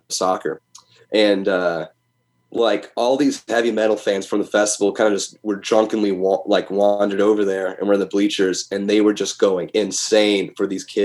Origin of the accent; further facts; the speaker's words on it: United States; being an American, you know, heavy metal fan is one thing. You know, we love heavy metal here in America